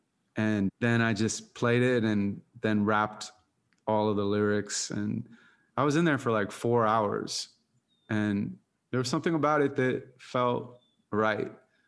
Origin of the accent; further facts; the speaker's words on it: Santa Monica, California, United States; also born or lived in San Francisco; I was born in Santa Monica, where you live. Yeah. And, you know, raised there, never left pretty much.